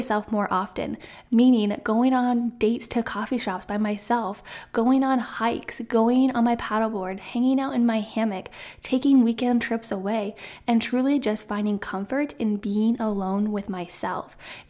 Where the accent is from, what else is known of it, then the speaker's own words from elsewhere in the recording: Iowa, United States; moved away as an adult; And if you didn't know, I'm from Central Iowa. That's where I was born and raised, where I went to school. And then right after graduation, I said, hey, I'm going to move out of state.